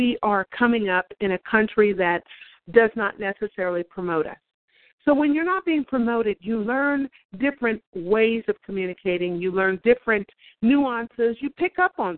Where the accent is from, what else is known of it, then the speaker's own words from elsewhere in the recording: Bay Area, California, United States; also born or lived in Oakland / Sacramento; now in Los Angeles, United States; we're both from the Bay Area